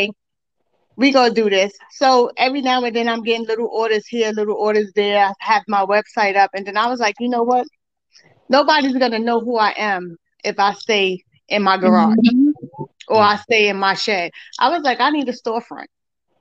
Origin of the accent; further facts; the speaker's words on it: New York, United States; moved away as an adult; now in Florida, United States; I'm originally from New York. I moved to Florida in 2016.